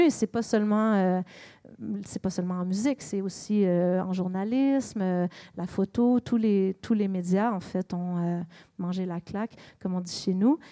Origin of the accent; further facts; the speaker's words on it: Montreal, Quebec, Canada; moved away; also born or lived in British Columbia / Vermont; Je suis née à Montréal. Euh, j'ai vécu en Colombie-Britannique, sur la côte ouest. J'ai vécu au Vermont, aux États-Unis